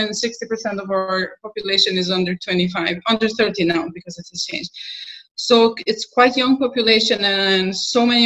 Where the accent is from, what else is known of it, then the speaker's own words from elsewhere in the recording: Kosovo; I'm from Kosovo. Kosovo is a small country. We are only like 1.7 million people here.